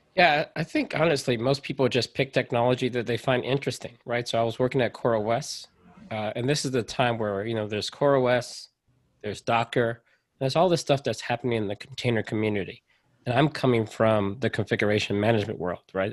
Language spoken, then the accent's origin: English; United States; I am a part of an underrepresented group here in America, right? So I'm American